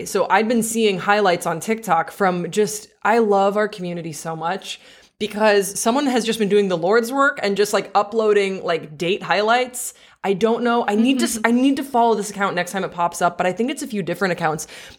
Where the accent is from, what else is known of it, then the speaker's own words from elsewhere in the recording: Belgium; I grew up overseas. So I grew up in Belgium. So both of these are kind of novelties to me.